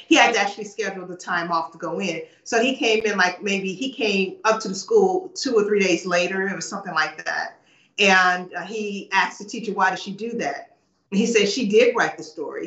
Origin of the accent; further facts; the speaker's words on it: United States; I grew up in the States